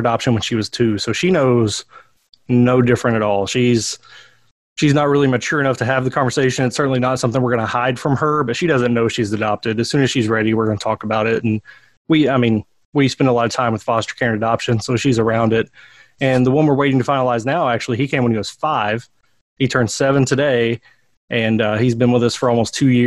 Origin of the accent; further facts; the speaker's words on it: Harlan County, Kentucky, United States; moved away as an adult; now in Berea, United States; I grew up in Harlan County